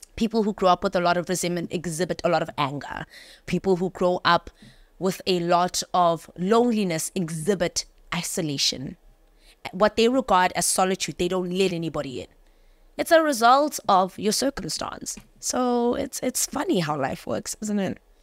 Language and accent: English; Johannesburg, Gauteng, South Africa; I grew up in Joburg